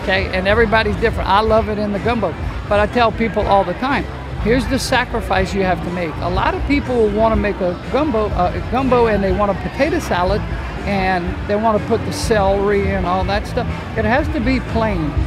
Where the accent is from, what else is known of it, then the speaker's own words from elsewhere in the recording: Cajun, Louisiana, United States; We're Cajun people